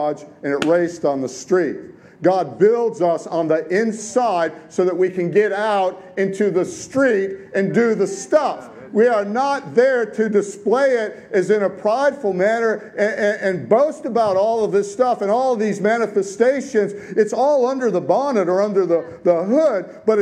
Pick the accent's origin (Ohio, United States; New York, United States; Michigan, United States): Michigan, United States; Detroit; I grew up in the 60s and the 70s in Detroit